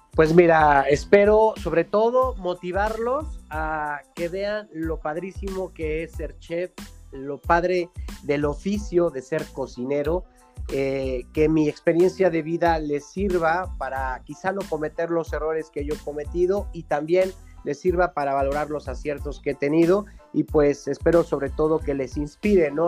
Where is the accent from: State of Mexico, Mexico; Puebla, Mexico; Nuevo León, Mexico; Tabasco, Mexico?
Puebla, Mexico; Cholula; also born or lived in Chipilo; en la ciudad que somos originarios. Digo, yo soy orgullosamente cholulteca, con parte ascendente eh, en Chipilo, ¿no? Que son dos ciudades pues muy conocidas de Puebla, pero al fin soy poblano